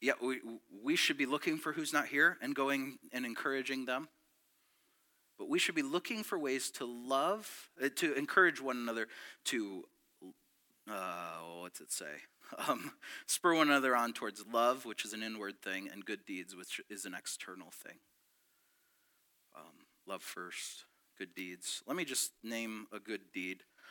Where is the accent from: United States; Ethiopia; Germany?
United States; near Detroit, Michigan; also born or lived in Petoskey, Michigan; I was born in Petoskey, and then we moved down near Detroit, and it was in the 80s